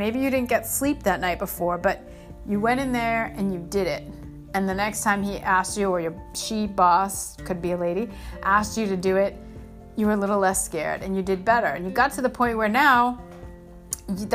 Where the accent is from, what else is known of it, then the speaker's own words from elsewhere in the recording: Northeast, United States; moved away; where I grew up in the Northeast